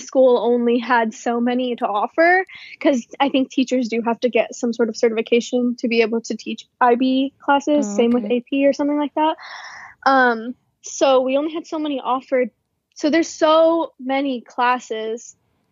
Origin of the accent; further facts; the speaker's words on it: Virginia Beach, Virginia, United States; moved away as an adult; now in Washington, DC, United States; I went to a public school. I'm from Virginia Beach. So a lot of high schools in my city